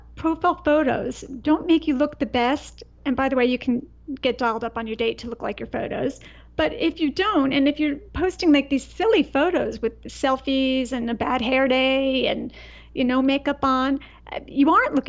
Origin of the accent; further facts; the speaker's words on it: East Coast, United States; I grew up on the East Coast